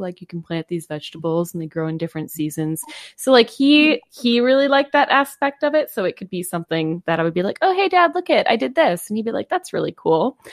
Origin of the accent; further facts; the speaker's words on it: Wisconsin, United States; we are from Wisconsin.